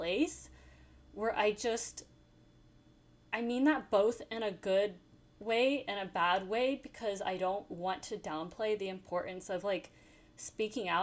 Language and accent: English; New York, United States; as a New Yorker